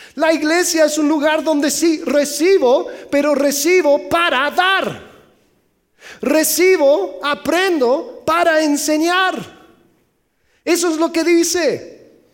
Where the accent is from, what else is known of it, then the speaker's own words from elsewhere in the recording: Mexico; soy mexicano